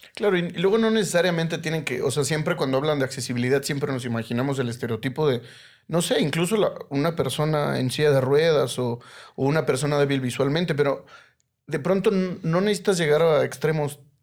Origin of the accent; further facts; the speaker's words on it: Mexico City, Mexico; soy Chilango